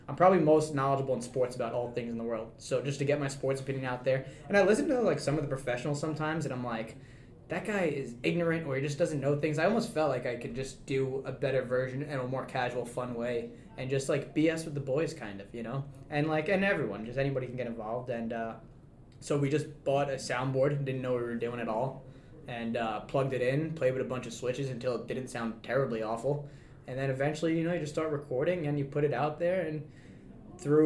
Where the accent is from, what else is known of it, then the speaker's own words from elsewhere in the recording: New York City, New York, United States; moved away as an adult; now in Utica, United States; I'm originally from Staten Island, New York